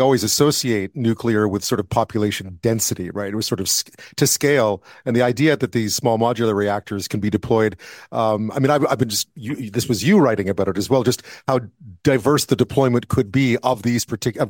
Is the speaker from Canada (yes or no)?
yes; Quebec, Canada; now in British Columbia, Canada; I grew up in Quebec, so and I'm now in BC